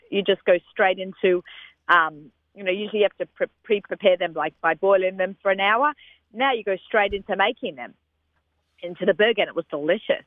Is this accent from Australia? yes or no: yes; Australia; moved away; growing up in Australia